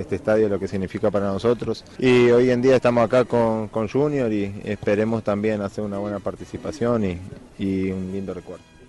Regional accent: Uruguay; como uruguayo

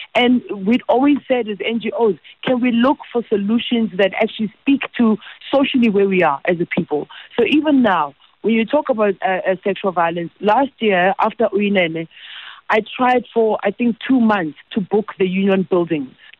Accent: South Africa; I feel helpless as a South African

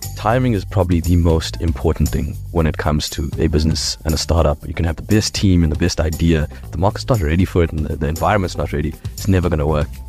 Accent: Durban, KwaZulu-Natal, South Africa; We grew up in Dubs

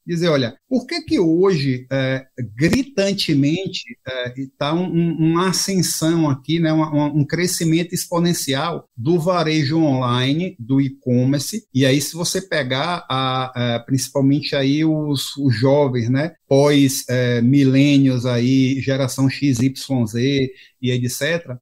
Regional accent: Bahia, Brazil; como um bom baiano

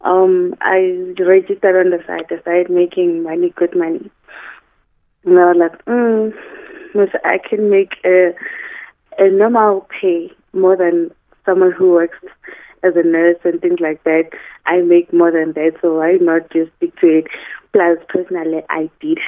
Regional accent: Mpumalanga, South Africa; home, I'm from Mpumalanga

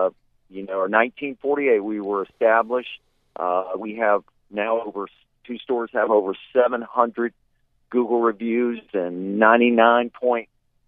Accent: Florida, United States; we're from Florida

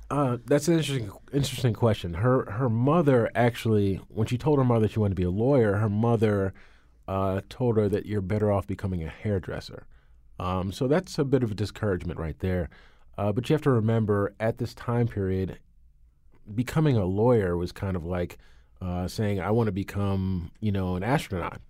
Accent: New Canaan, Connecticut, United States; growing up in New Canaan, Connecticut.

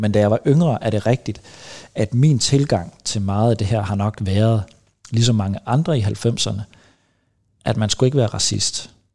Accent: Vejlby, Denmark; jeg er fra Vejlby

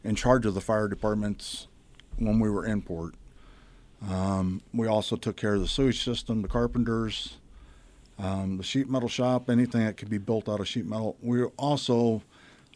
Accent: Iowa, United States; I'm from Iowa

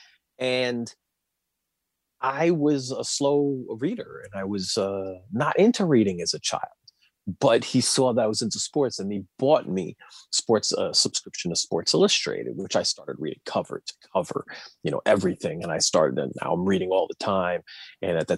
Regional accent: New York City, New York, United States; moved away as an adult; also born or lived in New Jersey; now in Washington, D.C., United States; I grew up in Queens and I was in the New Jersey suburbs for a little bit and then I moved back to the city

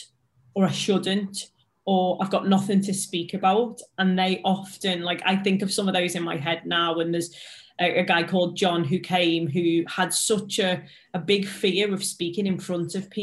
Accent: Liverpool, North West England, United Kingdom; accent: Scouse; I'm a Scouser, English is a second language for me.

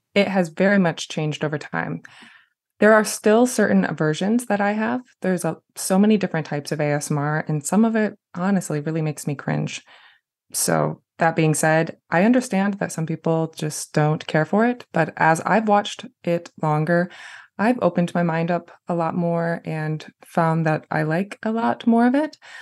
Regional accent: Jackson, Michigan, United States; my hometown of Jackson

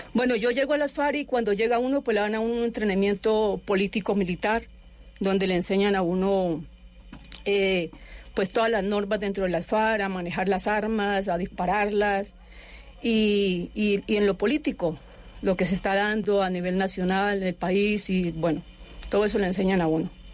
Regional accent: Palestina, Huila, Colombia; Yo soy de Palestina. Yo nací en, en Palestina, Huila.

